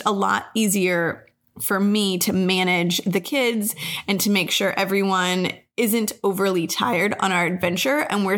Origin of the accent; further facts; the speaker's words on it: United States; also born or lived in Colorado; I am from Albuquerque or Texas as well.